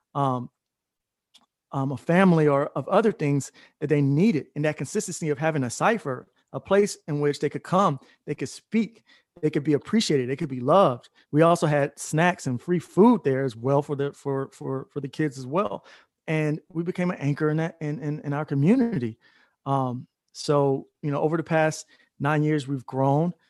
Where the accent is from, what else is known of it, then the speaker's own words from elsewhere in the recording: Atlanta, Georgia, United States; moved away as an adult; also born or lived in Florida; I came back home to Atlanta. I'm originally from Atlanta